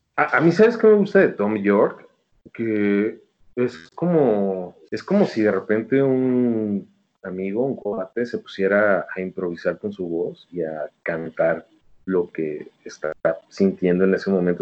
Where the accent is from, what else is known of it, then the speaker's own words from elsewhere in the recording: Mexico City, Mexico; soy chilango